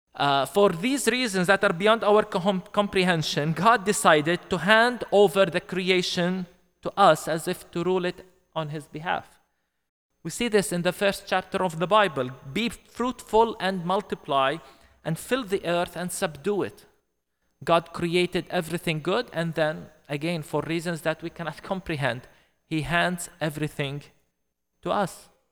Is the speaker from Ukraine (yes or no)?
no; Bethlehem, West Bank, Palestine; I come from Bethlehem, Palestine, uh, the place, uh, where Jesus was born